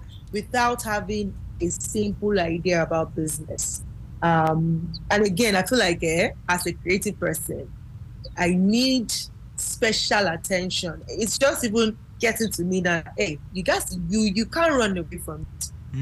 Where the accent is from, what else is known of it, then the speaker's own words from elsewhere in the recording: Nigeria; now in Ghana; As a matter of fact, I moved out from Nigeria to Ghana at the time, and I would come to Nigeria every 3 months just for that training.